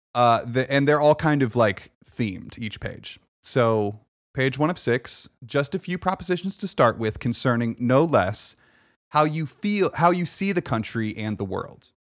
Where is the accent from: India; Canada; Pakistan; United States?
United States; I was born here